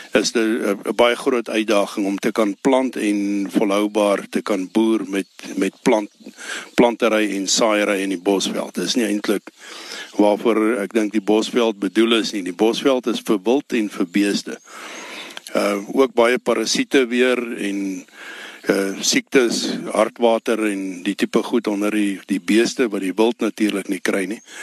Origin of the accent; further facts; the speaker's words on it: Ellisras, Limpopo, South Africa; ek is my hier gebore op Ellis Ras 1953